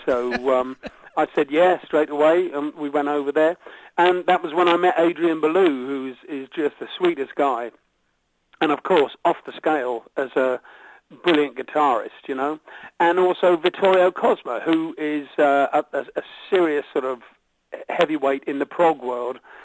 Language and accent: English; United Kingdom; the stuff that we've grown up with here is sort of classic British pop